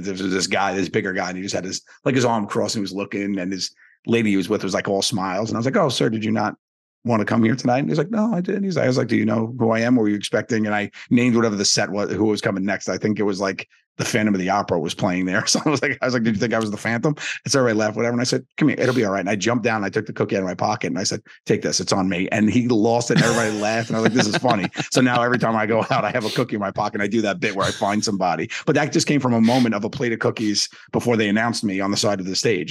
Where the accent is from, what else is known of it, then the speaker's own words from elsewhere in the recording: New York City, New York, United States; I grew up in Staten Island, New York